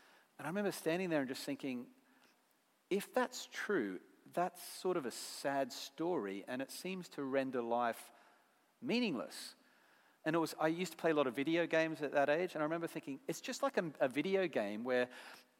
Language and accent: English; Brisbane, Queensland, Australia; accent: Aussie; moved away as an adult; now in United Kingdom; Where I come from in Brisbane, Australia